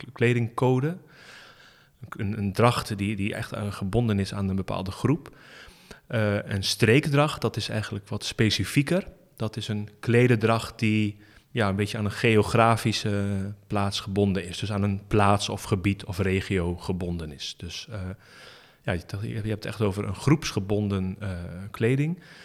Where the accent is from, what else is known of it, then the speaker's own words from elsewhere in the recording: Rouveen, Overijssel, Netherlands; ik ben opgegroeid in Rauveen, bij Staphorst.